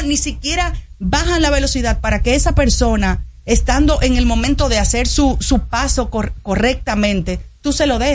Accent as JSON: {"language": "Spanish", "country": "Dominican Republic", "said": "como dominicana que salgo a la calle preocupada por lo que pasa día a día"}